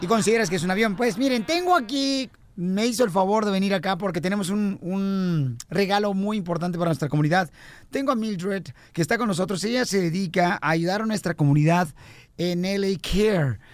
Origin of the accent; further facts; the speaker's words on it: Ocotlán, Jalisco, Mexico; moved away; allá en Ocotlán, Jalisco, en mi tierra natal